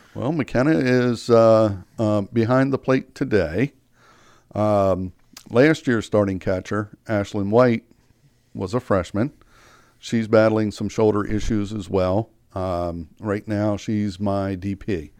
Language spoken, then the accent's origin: English; York, Pennsylvania, United States; moved away as an adult; now in Frederick, United States; I grew up in York, Pennsylvania